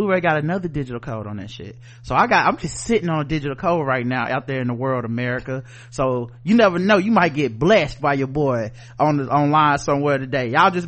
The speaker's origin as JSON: {"language": "English", "region": "the South", "country": "United States", "said": "I'm from the South, and the South got something to say."}